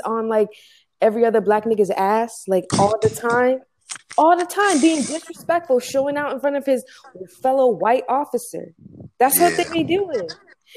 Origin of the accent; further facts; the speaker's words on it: United States; I'm American, you know, unfortunately born and raised